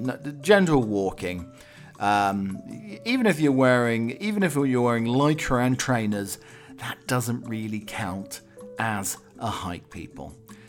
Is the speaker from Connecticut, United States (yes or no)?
no; Arizona, United States; I grew up in Arizona.